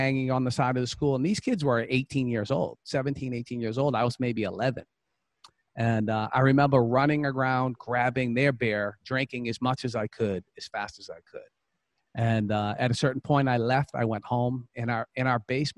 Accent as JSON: {"language": "English", "town": "Boston", "region": "Massachusetts", "country": "United States", "said": "I'm from Boston, Massachusetts. And, you know, I grew up in a home."}